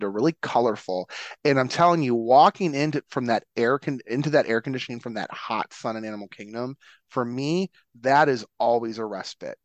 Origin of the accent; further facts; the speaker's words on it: Detroit, Michigan, United States; when I was growing up in Detroit